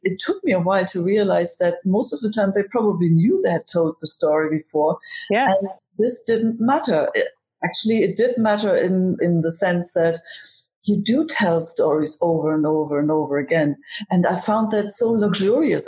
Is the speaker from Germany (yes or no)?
yes; Germany; now in Ireland; Growing up in Germany